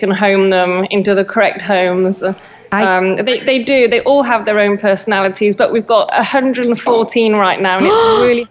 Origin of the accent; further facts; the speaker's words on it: England, United Kingdom; moved away as an adult; now in Spain; growing up in England was just getting more and more difficult